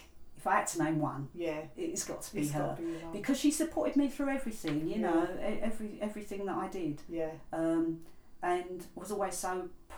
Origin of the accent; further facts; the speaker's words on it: England, United Kingdom; also born or lived in India; I was born in India. We came to England when I was only two